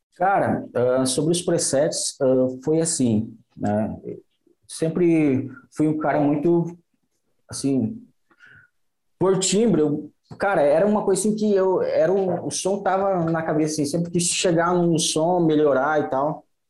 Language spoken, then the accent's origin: Portuguese; Santa Rosa, Rio Grande do Sul, Brazil; also born or lived in Florianópolis / Xanxerê; eu sou aqui do, do Noroeste, aqui, Santa Rosa.